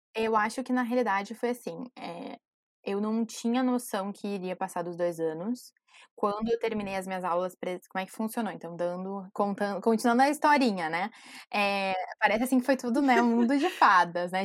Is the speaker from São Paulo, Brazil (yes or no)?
no; Porto Alegre, Rio Grande do Sul, Brazil; accent: southern; moved away as an adult; also born or lived in England; now in United Kingdom; eu sou de Porto Alegre, então, obviamente, o meu sotaque vem do sul.